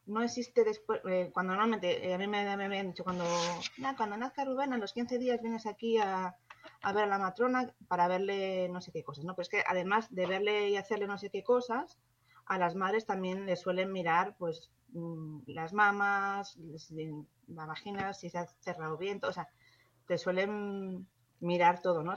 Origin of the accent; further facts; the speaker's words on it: Spain; si somos españoles todos